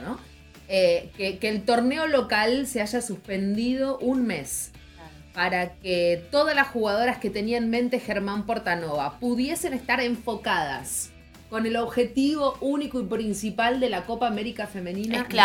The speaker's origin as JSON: {"language": "Spanish", "country": "Argentina", "said": "somos periodistas argentinas"}